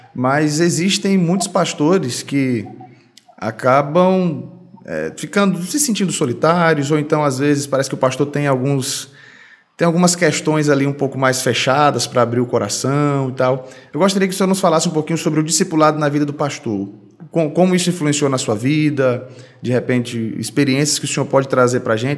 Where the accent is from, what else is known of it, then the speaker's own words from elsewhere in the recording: Pará, Brazil; moved away as an adult; now in Brasília, Brazil; eu sou paraense e fui ordenado lá no Pará